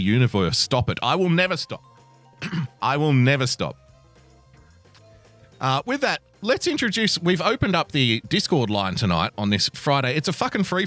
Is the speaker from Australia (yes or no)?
yes; Australia